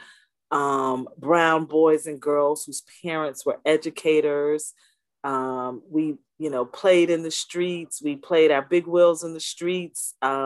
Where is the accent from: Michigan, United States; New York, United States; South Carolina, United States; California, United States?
South Carolina, United States; Orangeburg; I grew up in a small town in South Carolina, Orangeburg, South Carolina.